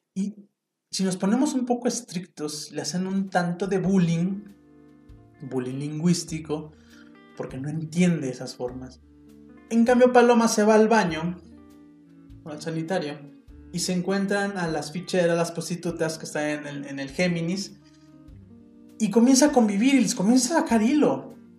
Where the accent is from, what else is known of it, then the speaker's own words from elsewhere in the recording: Mexico; first language Spanish; soy mexicano